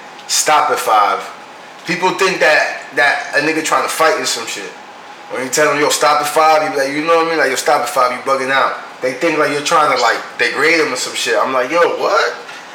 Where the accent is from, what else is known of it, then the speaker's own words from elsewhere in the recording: New York City, New York, United States; That's because we're from New York.